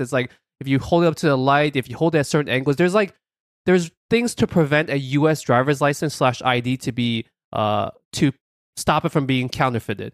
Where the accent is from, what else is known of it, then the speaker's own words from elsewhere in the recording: New York City, New York, United States; we're from New York City